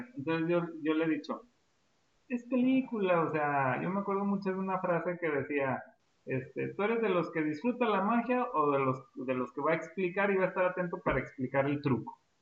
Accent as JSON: {"language": "Spanish", "region": "Durango", "country": "Mexico", "said": "Nosotros somos hermanos, este, somos de México, específicamente acá de la, de la ciudad de Durango"}